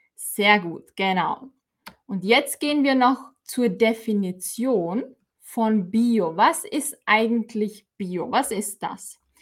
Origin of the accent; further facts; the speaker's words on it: Austria; bei uns in Österreich